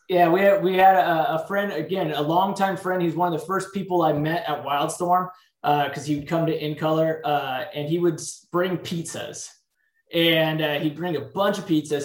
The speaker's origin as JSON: {"language": "English", "town": "San Diego", "region": "California", "country": "United States", "tie": "born or raised there", "said": "I grew up in San Diego, California"}